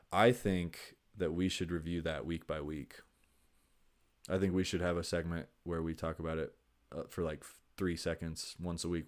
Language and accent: English; Long Beach, California, United States; I'm from Long Beach.